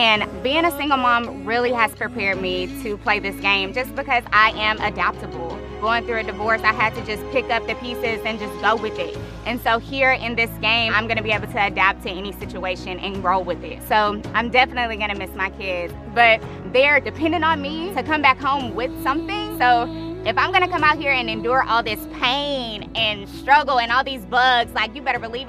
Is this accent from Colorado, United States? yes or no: no; Texas, United States; I grew up in Texas and I am an educator.